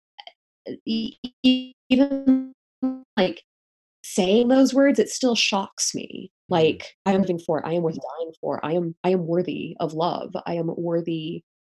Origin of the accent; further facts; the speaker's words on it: United States; my brother and I were born and raised in the States